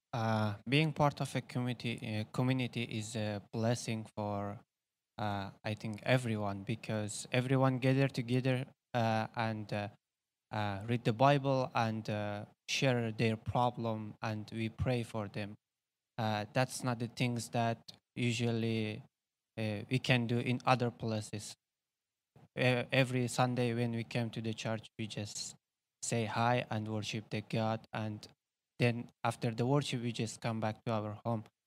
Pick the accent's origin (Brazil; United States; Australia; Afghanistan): Afghanistan; English is a second language; now in Indonesia; I am from Afghanistan